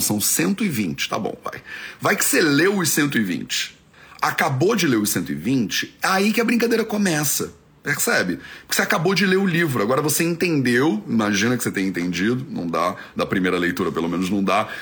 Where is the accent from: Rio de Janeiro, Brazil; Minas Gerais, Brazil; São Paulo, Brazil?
Rio de Janeiro, Brazil; moved away; Eu cresci no Rio de Janeiro